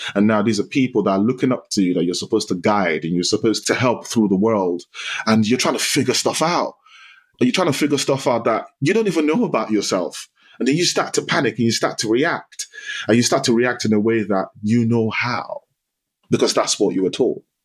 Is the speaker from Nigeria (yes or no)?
yes; Nigeria; moved away; I grew up in Nigeria. So I spent half my life in Nigeria, and it was a typical Nigerian Yoruba household.